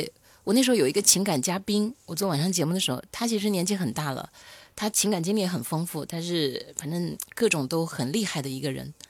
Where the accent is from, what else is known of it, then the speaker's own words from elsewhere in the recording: Loudi, Hunan, China; now in Shenzhen, China; 他那个当初我来深圳嘛，然后我是爱吃猪脚的，他就是从那个娄底，湖南娄底，